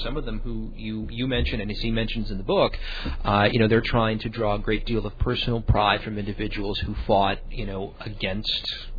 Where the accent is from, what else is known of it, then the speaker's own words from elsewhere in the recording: Illinois, United States; I was born and raised in Illinois.